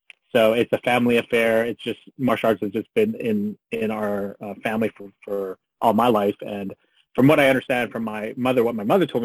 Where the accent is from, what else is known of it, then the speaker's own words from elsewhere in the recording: Canada; I grew up in Canada